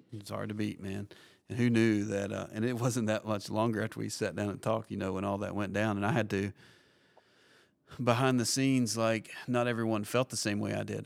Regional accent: Kentucky, United States; moved away as an adult; now in Tampa, United States; I grew up in Kentucky, and uh, we ended up in Tampa, Florida

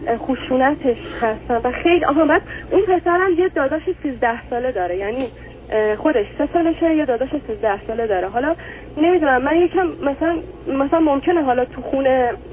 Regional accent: Iran; moved away as an adult; ما دوتا ایرانی هستیم اینجا

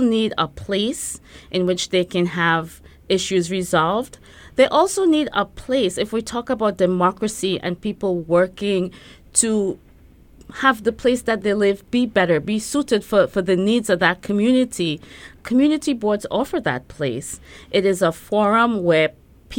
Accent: Trinidad & Tobago; now in Brooklyn, United States; I grew up in Trinidad. I'm from Trinidad and Tobago

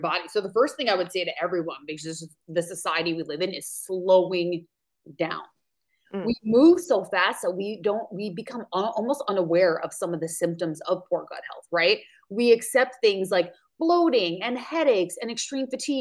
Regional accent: New York, United States; accent: New York; now in Maui, United States; So I'm originally from New York. You'll probably hear the accent come out. I now reside in Maui, Hawaii.

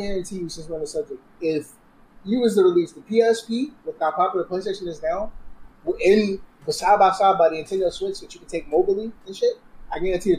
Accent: New York City, New York, United States; I'm from New York

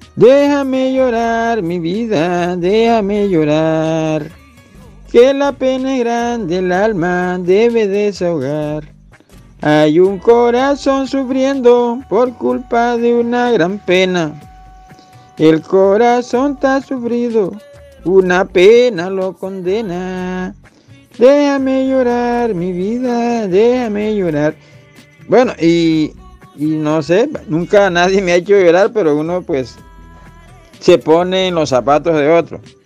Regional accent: Mompós, Bolívar, Colombia; mi pueblo Monpós, de donde lo estoy hablando

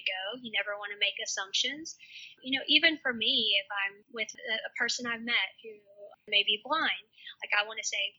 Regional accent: the South, United States; I'm from the South.

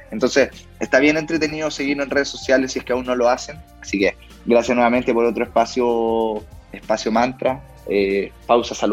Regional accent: Chile; uno de los principales temas que vamos a estar viendo como sociedad, como sociedad chilena, sea donde sea que estemos viviendo, haciendo nuestra vida en, Chile

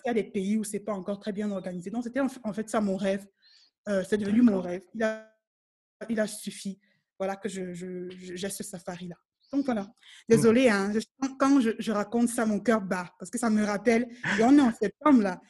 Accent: Cameroon; moved away as an adult; now in South Africa; c'est le pays où je suis née, c'est là où j'ai grandi

